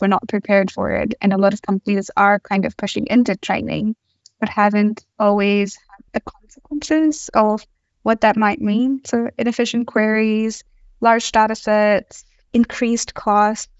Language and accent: English; Australia; now in Stockholm, Sweden; I am also from Australia